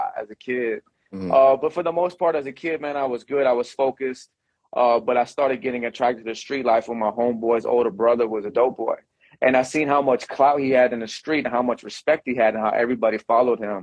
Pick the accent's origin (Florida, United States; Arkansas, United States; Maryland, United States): Florida, United States; Venice; also born or lived in Houston, Texas; Took me and my sister from Houston here to Florida